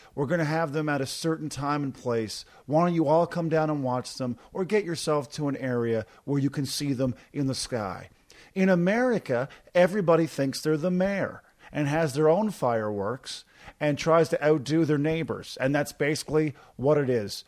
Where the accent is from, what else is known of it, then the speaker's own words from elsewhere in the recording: Newfoundland and Labrador, Canada; moved away; I'm from Newfoundland